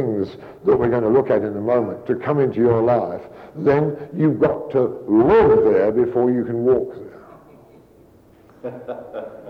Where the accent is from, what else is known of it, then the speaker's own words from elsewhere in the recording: Kings Langley, East of England, United Kingdom; now in San Antonio, United States; My hometown or a little village in England, King's Langley, is a very nice little village